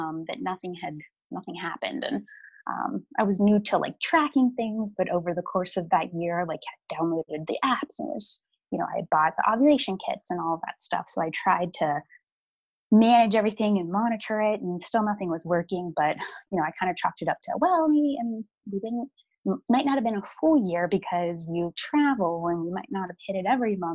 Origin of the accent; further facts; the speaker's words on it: Pittsburgh, Pennsylvania, United States; I'm from Pittsburgh